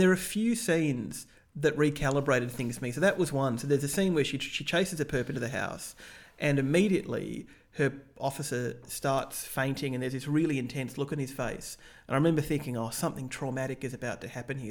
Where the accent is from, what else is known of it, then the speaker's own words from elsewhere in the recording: Australia; as an Australian